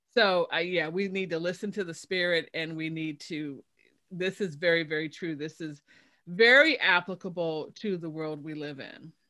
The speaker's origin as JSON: {"language": "English", "town": "Chicago", "region": "Illinois", "country": "United States", "moved": "yes", "said": "I'm from Chicago originally"}